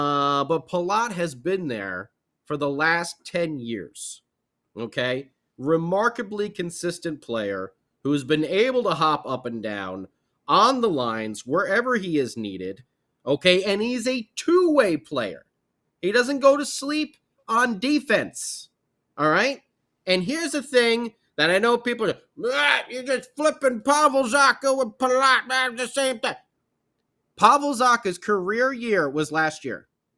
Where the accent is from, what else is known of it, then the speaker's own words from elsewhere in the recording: New Jersey, United States; since I grew up in New Jersey, in South Jersey, in Flyer country